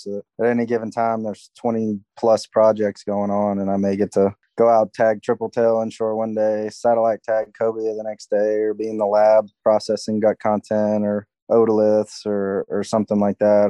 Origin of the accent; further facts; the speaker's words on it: Mobile, Alabama, United States; I grew up in Mobile, Alabama, which is the major city that's about 30 miles north of Dauphin Island